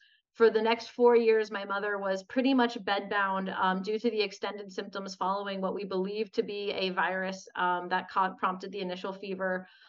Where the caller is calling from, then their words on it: Los Angeles, California, United States; So I'm calling in from Los Angeles, California, where I live.